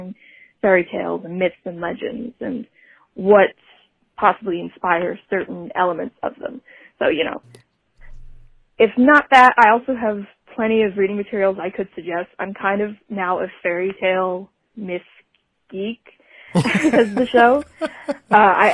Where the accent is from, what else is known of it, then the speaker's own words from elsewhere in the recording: Ashland, Kentucky, United States; I'm from Ashland, Kentucky